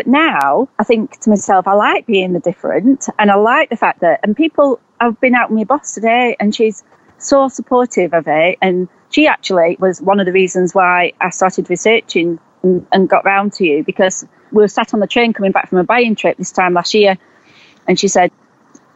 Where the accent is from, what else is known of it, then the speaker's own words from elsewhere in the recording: Preston, North West England, United Kingdom; moved away as an adult; also born or lived in Herefordshire; I'm from Preston in Lancashire, but I was living in Herefordshire